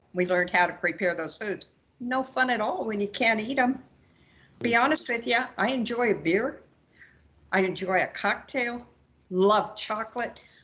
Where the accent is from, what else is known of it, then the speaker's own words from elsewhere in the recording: Georgia, United States; I'm from Georgia.